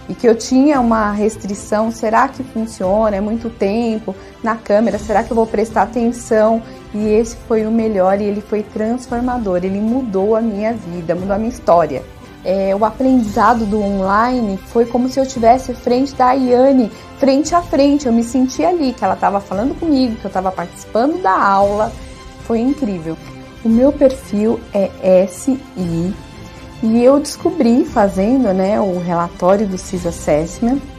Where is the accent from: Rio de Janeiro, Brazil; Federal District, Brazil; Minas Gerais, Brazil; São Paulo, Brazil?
São Paulo, Brazil; Diadema; eu sou de Diadema.